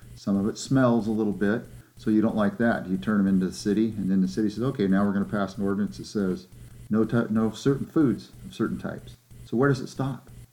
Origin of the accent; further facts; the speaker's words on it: California, United States; I'm not from Texas, I'm from California.